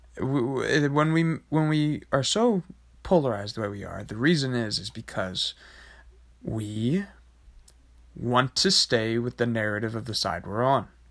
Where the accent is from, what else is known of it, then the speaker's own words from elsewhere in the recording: United States; as an American